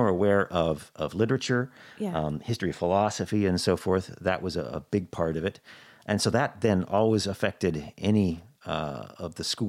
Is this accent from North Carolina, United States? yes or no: no; Boise, Idaho, United States; You know, I grew up in Boise, Idaho